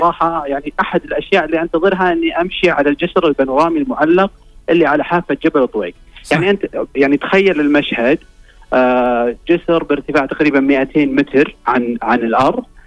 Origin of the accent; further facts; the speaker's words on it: Saudi Arabia; عندنا في السعوديه